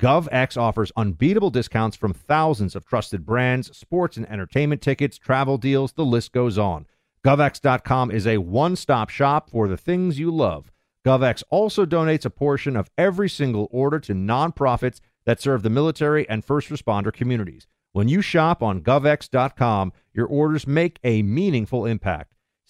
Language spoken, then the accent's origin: English; New York, United States; Thank you for calling in from my home state of New York.